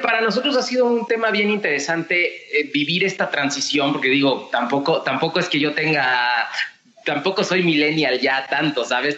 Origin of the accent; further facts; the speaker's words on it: Mexico; como mexicanos